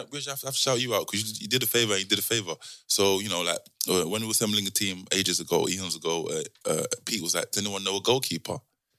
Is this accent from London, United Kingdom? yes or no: yes; London, United Kingdom; we're from South London